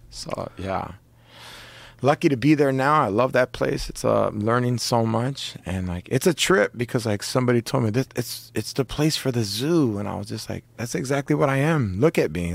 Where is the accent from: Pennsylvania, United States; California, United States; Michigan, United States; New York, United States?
California, United States; Orange County; I'm fucking from Orange County